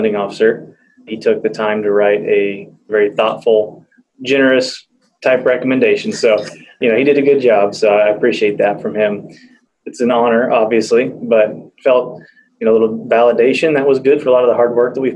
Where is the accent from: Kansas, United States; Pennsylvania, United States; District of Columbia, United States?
Kansas, United States; Wichita; also born or lived in Bartlesville; We're from Wichita.